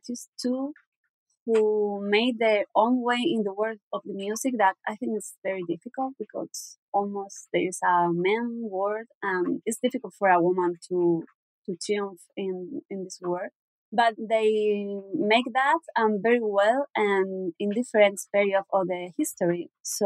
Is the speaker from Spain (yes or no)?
yes; southern Spain, Spain; English is a second language; I'm from Spain. I'm exactly from the south of Spain, from a little town.